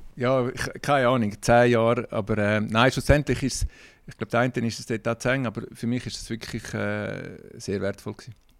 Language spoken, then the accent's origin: German; Kloten, Zurich, Switzerland; ich bin in, in Kloten groß geworden